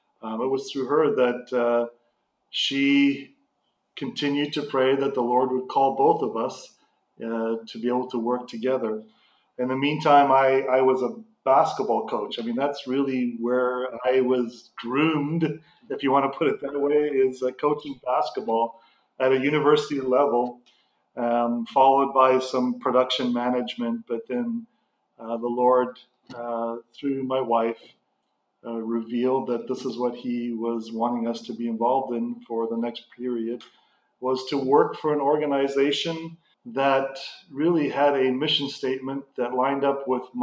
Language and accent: English; Canada; also born or lived in Zimbabwe; And I left Africa in 1988 and being Canadian, went back to Canada to go to schooling and met my wife